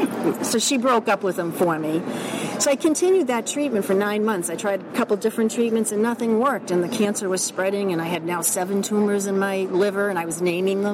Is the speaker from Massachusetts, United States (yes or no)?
yes; Boston, Massachusetts, United States; accent: Boston; I'm from Boston, obviously, by my accent